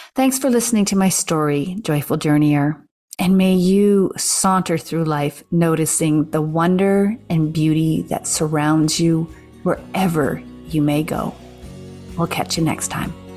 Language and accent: English; Canada